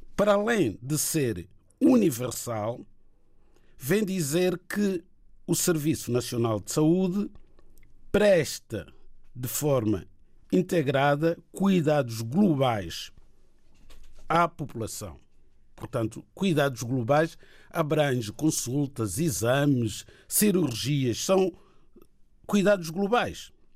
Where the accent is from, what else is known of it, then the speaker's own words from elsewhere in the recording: Chopi, Inhambane Province, Mozambique; moved away; tenho muito orgulho em ser shop